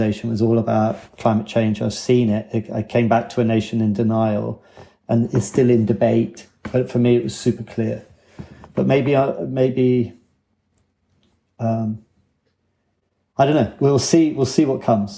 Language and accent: English; England, United Kingdom; moved away as an adult; now in Wales, United Kingdom; me being English